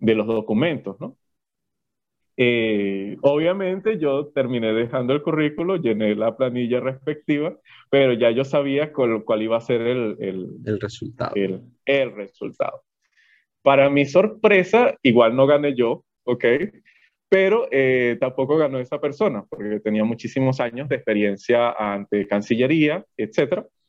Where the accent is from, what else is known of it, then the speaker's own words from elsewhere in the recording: Yaracuy, Venezuela; como todo muchacho que quizás viene del interior